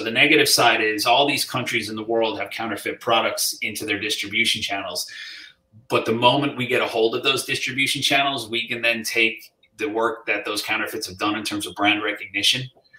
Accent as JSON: {"language": "English", "region": "New Jersey", "country": "United States", "tie": "born or raised there", "said": "I was born in New Jersey myself. So okay. Yeah, my mother's Irish. My dad was born in New York."}